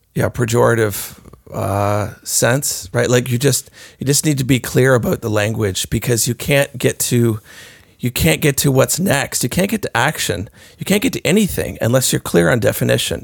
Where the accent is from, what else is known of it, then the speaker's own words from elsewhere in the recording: Canada; as Canadians